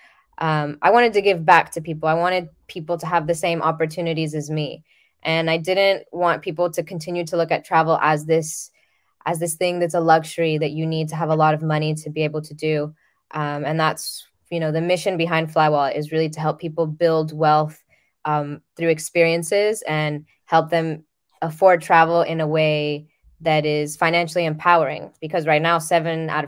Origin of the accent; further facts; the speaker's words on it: Dominican Republic; I'm originally from the Dominican Republic